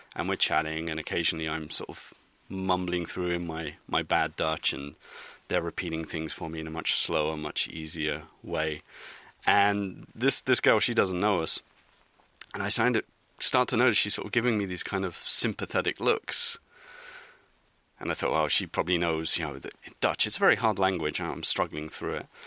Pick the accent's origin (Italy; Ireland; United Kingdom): United Kingdom; England; moved away as an adult; now in Netherlands; being English